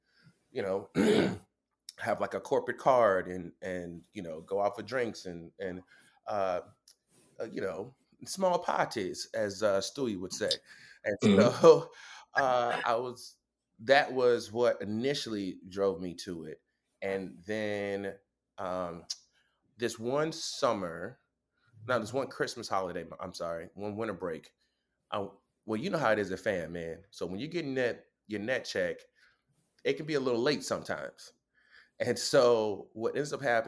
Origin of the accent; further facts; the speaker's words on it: Lake Wales, Florida, United States; I'm originally from Lake Wales, Florida, like small town, hour south of Orlando, hour east of Tampa